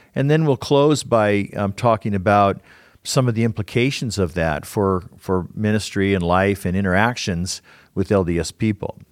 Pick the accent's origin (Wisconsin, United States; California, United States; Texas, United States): California, United States; Southern; now in Utah, United States; I grew up in Southern California